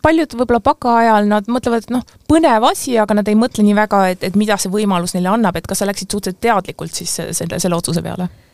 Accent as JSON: {"language": "Estonian", "town": "Pärnu", "region": "Pärnu County", "country": "Estonia", "said": "ma ise olen ka pärnakas"}